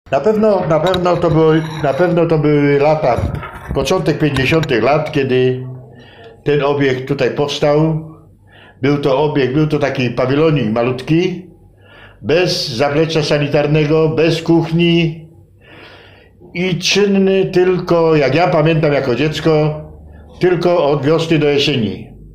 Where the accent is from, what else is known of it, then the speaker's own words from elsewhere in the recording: Poland; ja się urodziłem i wychowałem na ulicy Wolności